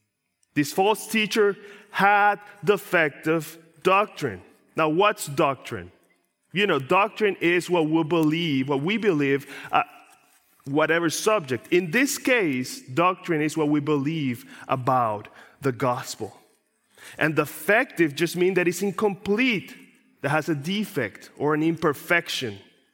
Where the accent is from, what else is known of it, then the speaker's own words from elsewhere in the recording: Puerto Rico; I grew up in Puerto Rico, in a countryside of Puerto Rico. And where I grew up, we had lots of animals.